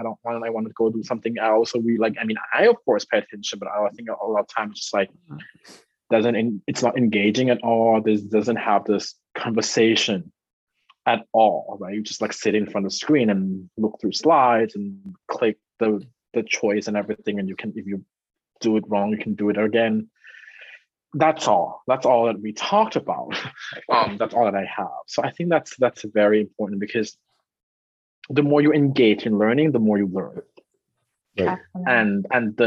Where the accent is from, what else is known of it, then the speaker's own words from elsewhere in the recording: Thailand; English is a second language; moved away as an adult; also born or lived in New York, United States; now in United States; growing up in Thailand